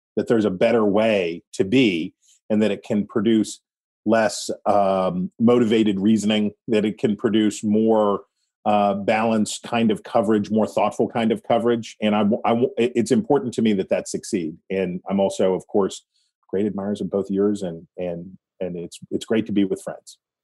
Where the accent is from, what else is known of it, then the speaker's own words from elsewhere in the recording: West Virginia, United States; I am not a southerner. I am from West Virginia.